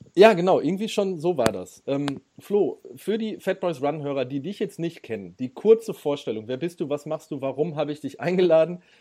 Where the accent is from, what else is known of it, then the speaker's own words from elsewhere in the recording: Ruhr area, North Rhine-Westphalia, Germany; ich, ich komme aus dem Ruhrgebiet